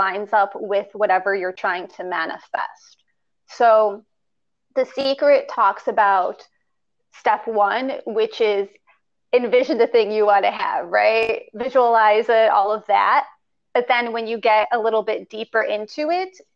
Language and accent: English; Chicago, Illinois, United States; I'm from Chicago. It's where I currently live